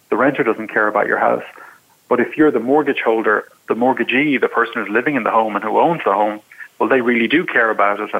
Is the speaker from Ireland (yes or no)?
yes; Ireland; moved away as an adult; now in United States; I'm from Ireland originally